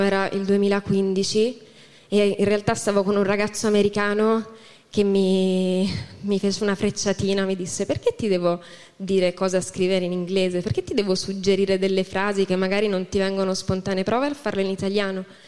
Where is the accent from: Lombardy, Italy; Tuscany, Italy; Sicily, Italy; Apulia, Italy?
Tuscany, Italy; Lucca; now in Pisa, Italy; io sono di Lucca, in realtà non sono di Pisa.